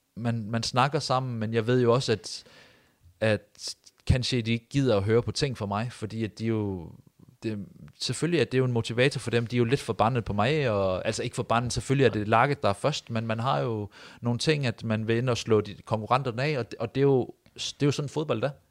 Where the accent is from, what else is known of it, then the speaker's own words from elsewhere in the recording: near Odense, Southern Denmark, Denmark; moved away as an adult; also born or lived in Vejle; now in Haugesund, Norway; nesten tett på hvor jeg kommer fra